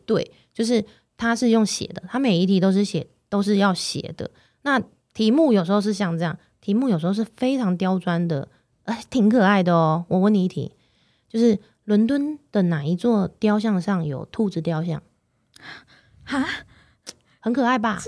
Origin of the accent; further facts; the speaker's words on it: Taiwan; moved away as an adult; now in London, United Kingdom; 我们台湾出生的